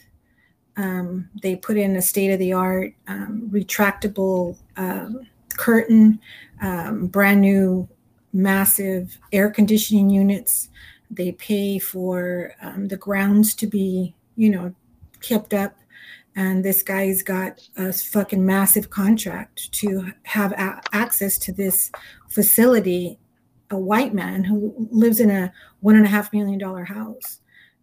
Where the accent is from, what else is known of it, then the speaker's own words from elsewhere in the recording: Los Angeles, California, United States; I'm from Southeast, South Central